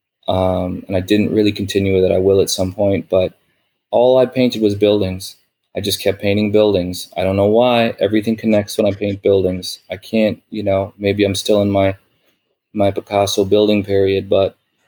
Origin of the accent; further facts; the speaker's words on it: New York, United States; growing up in New York